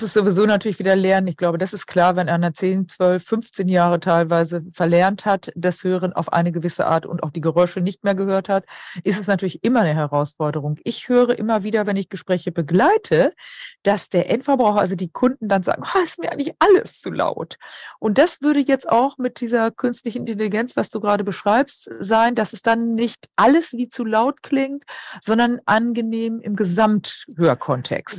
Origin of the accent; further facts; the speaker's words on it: Emsland, Lower Saxony, Germany; moved away; ich komme aus dem Emsland